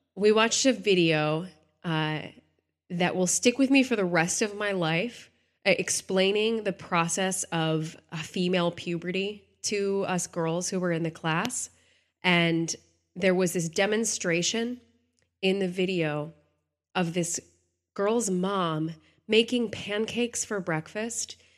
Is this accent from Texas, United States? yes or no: yes; Texas, United States; I grew up in Texas